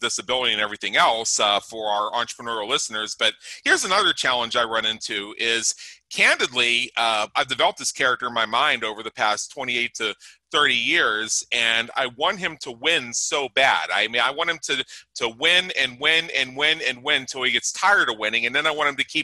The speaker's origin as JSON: {"language": "English", "country": "United States", "said": "being an American"}